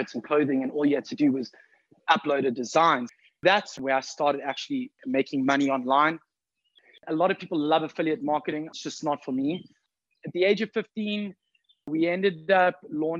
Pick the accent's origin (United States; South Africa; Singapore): South Africa; I'm from South Africa.